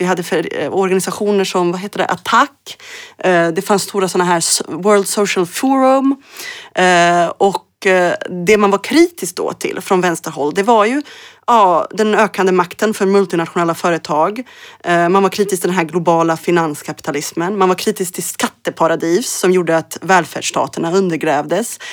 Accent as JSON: {"language": "Swedish", "town": "Örebro", "region": "Örebro County", "country": "Sweden", "tie": "born or raised there", "also_born_or_lived": "Mostar, Bosnia and Herzegovina / Berlin, Germany", "said": "min hemstad i Örebro, i Närke, där jag växte upp"}